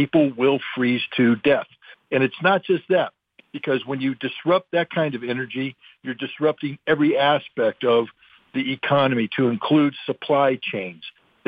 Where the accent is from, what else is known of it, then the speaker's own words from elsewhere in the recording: United States; I'm a little jealous as an American.